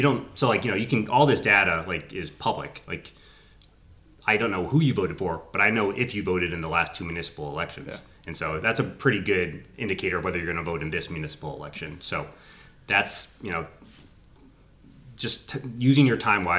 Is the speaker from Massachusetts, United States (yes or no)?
yes; Framingham, Massachusetts, United States; moved away; I grew up in Framingham, I've only moved back 5 years ago